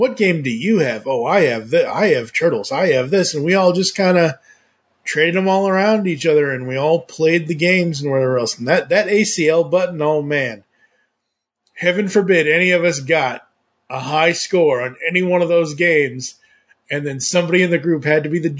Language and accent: English; Massachusetts, United States; I was born and raised in Massachusetts